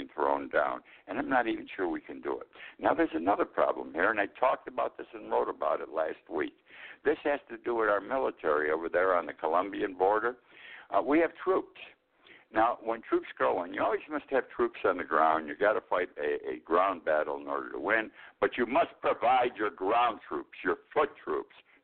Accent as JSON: {"language": "English", "country": "United States", "said": "I'm an American"}